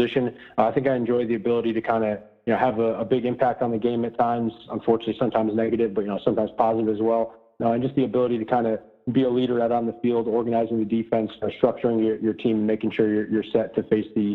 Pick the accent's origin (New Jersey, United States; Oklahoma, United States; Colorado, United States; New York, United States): New Jersey, United States; Paramus; moved away as an adult; also born or lived in Munich, Germany / Elmwood Park, New Jersey; now in Boston, United States; we lived in Elmwood Park for probably around 6 or 8 years, and then we moved to Paramus